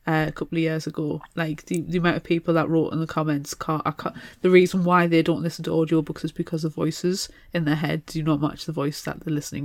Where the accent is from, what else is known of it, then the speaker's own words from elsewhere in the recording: United Kingdom; See, as a Brit